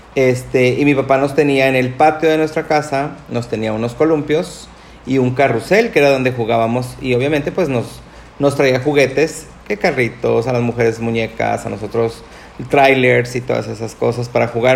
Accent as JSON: {"language": "Spanish", "region": "Nuevo León", "country": "Mexico", "said": "Los siguientes seis, que son mis hermanos, Este, somos de Nuevo León"}